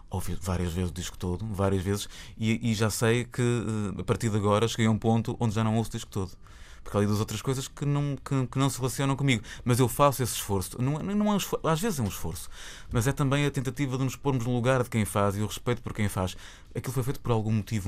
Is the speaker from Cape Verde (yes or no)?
no; Porto, Norte, Portugal; porque também somos do Porto